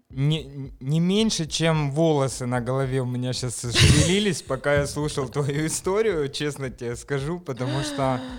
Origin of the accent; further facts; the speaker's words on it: Moscow, Russia; Я родилась в Москве, выросла uh в Москве.